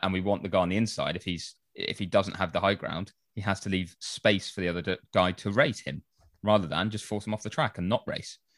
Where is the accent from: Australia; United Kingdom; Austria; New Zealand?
United Kingdom; England